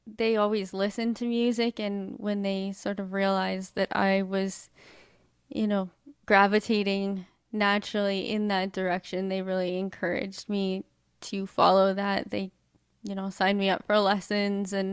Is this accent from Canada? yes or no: yes; Edmonton, Alberta, Canada; I was born in Edmonton, Alberta, Canada